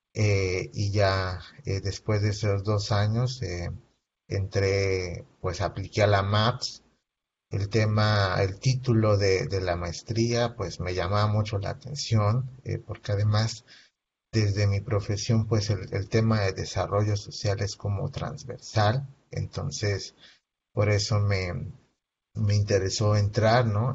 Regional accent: Veracruz, Mexico; now in Ciudad Juárez, Mexico; yo soy originario de Veracruz

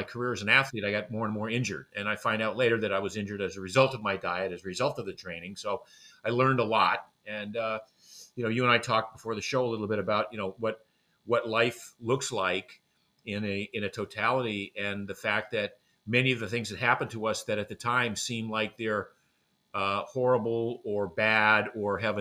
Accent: Maine, United States; I grew up in Maine. I grew up in a small fishing village in Maine.

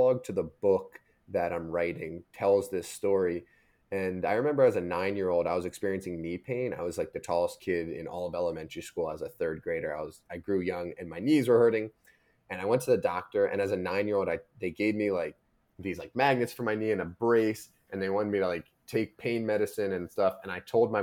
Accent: United States; I grew up right outside of Washington, D.C.

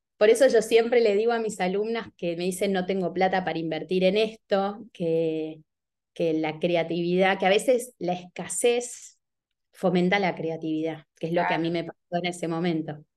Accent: Buenos Aires, Argentina; Yo me crié en San Telmo, que es un barrio muy bohemio, sobre todo hace 30 años en Buenos Aires

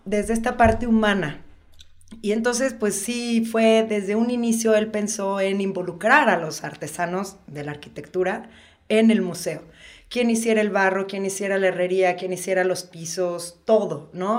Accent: Toluca, State of Mexico, Mexico; moved away as an adult; now in Oaxaca, Mexico; yo soy de la Ciudad de México. Este, nací ahí, pero al, otro día me fui a vivir a Toluca. y ahí, este, digamos que ahí crecí

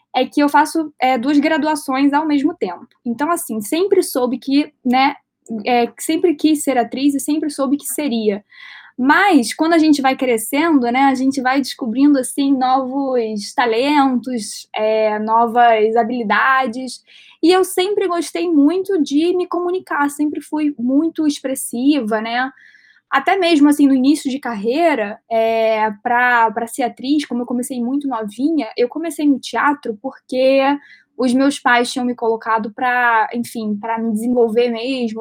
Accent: Rio de Janeiro, Brazil; Eu tenho 20 anos, eu sou carioca.

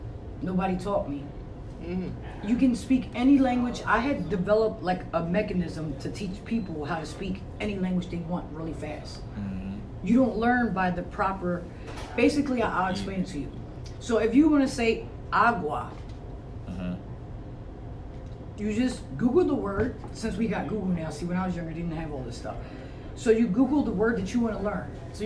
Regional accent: United States; I'm from the United States

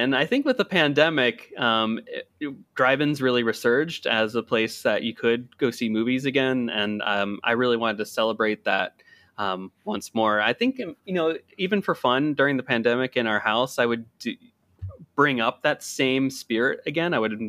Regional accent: Hershey, Pennsylvania, United States; now in Washington, United States; so I currently live in the Washington DC area right now, but growing up, I grew up in Hershey, Pennsylvania.

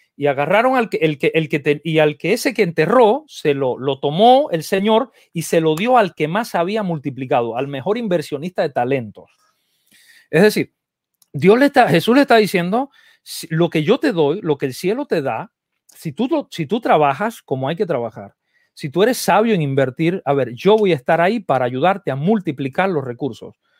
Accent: Cuba; also born or lived in Argentina; now in United States; yo crecí en, en Cuba eh, y entonces el, y después viví un montón de años en Argentina

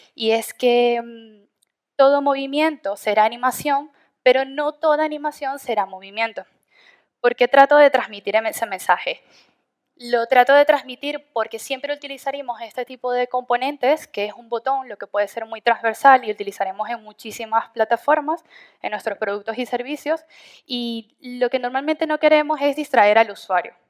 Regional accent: Venezuela; moved away as an adult; now in Madrid, Spain; soy de Venezuela, llevo alrededor de ya cuatro años aquí en Madrid

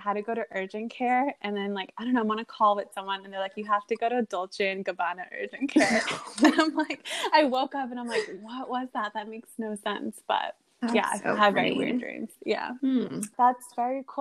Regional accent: United States; I grew up in America

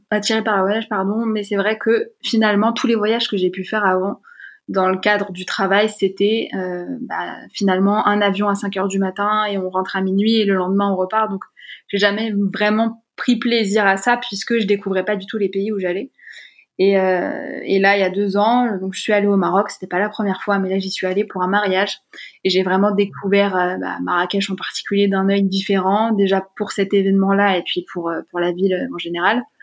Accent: Paris region, Île-de-France, France; je suis à boulogne biancourt je suis née en région parisienne

